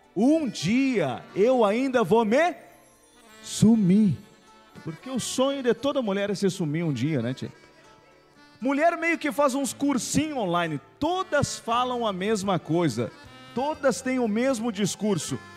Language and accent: Portuguese; Rio Grande do Sul, Brazil; A gente acha que tudo no Rio Grande do Sul é melhor.